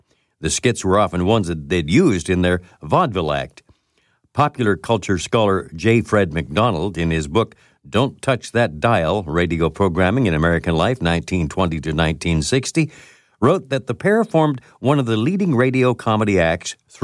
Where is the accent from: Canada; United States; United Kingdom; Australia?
Canada; London, Ontario; when I was a kid growing up in London, Ontario